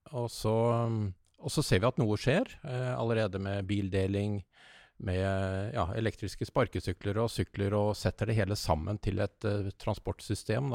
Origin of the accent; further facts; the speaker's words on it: Bærum, Akershus, Norway; Jeg, jeg kommer fra Bærum